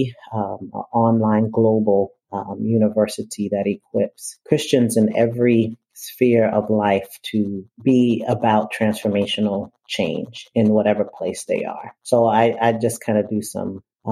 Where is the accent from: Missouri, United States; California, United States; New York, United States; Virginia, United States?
New York, United States; New York City; I'm from Brooklyn, New York. And I think it's important for me to state that I was born and still